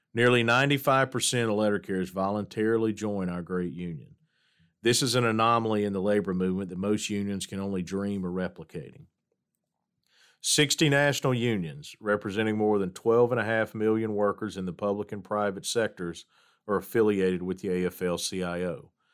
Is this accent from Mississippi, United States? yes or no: yes; Hattiesburg, Mississippi, United States; As the son of a letter carrier growing up in Hattiesburg, Mississippi